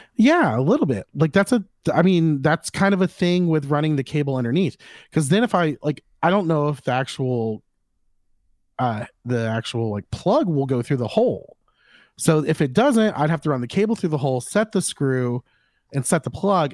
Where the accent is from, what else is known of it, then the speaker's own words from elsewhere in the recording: Florida, United States; I'm from Florida